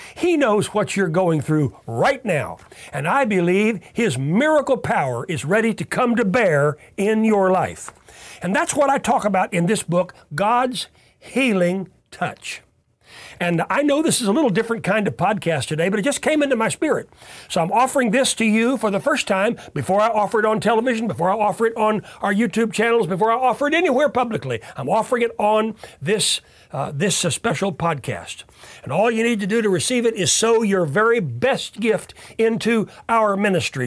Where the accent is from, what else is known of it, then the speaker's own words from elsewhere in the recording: Tulsa, Oklahoma, United States; I grew up here in Tulsa